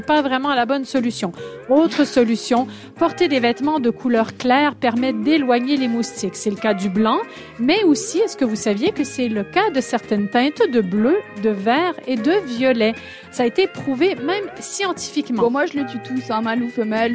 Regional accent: Quebec, Canada; accent: québécois; moved away; mon accent québécois

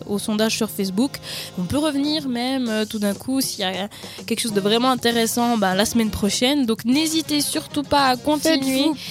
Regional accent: Jura, Switzerland; je viens du nord, du Jura

